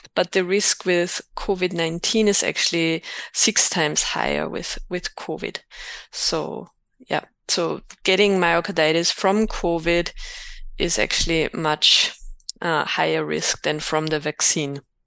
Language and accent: English; Austria; moved away as an adult; also born or lived in Innsbruck, Austria / United States; now in Berlin, Germany; I'm from Austria, graduated in two thousand six in Innsbruck, and then did my training in the U S.